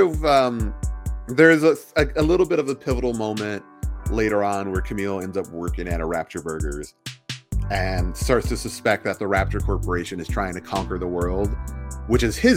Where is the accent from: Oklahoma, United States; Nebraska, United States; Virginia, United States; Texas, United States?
Oklahoma, United States; moved away as an adult; now in Los Angeles, United States; I grew up in Oklahoma, which is part of the Bible Belt